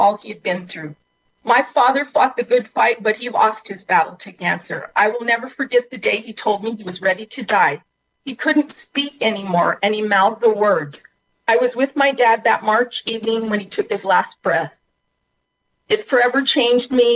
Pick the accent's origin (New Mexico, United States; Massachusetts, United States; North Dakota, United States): New Mexico, United States